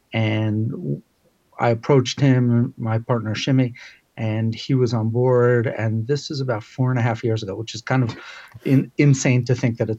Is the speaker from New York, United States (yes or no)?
yes; Queens, New York, United States; also born or lived in Brooklyn; No, I know. And I grew up in Queens.